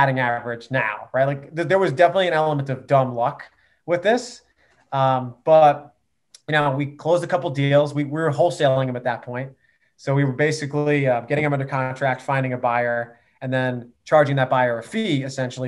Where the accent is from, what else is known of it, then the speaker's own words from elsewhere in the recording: Bethpage, New York, United States; I'm a New York native. I grew up in Bethpage.